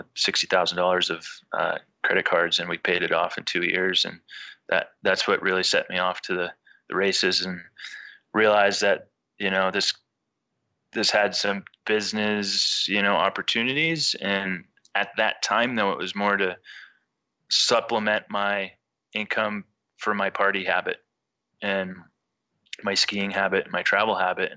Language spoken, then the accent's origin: English; New Hampshire, United States; moved away as an adult; also born or lived in Vermont / Lake Tahoe / San Francisco Bay Area; now in California, United States; I grew up in New Hampshire in the 80s and 90s, and went to University of Vermont